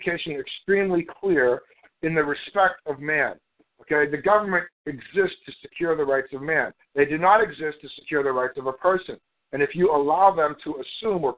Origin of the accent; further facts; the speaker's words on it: Canada; also born or lived in United States; I'm Canadian. I was born in Canada